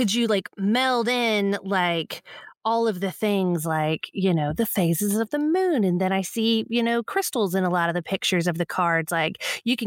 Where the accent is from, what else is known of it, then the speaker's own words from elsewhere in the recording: Texas, United States; I still live in Texas